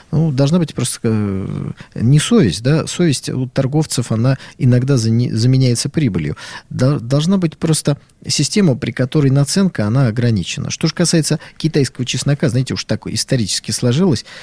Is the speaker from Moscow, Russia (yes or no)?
no; Saint Petersburg, Russia; Я, как питерец, знаете, могу долю раздора в этот разговор внести.